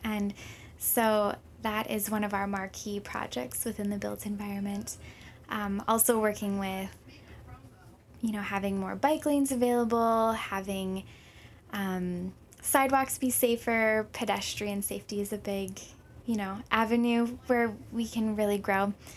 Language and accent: English; Minnesota, United States; moved away as an adult; also born or lived in Hawaii / Saint Paul, Minnesota; now in Honolulu, United States; when I was three, we ended up moving to Minnesota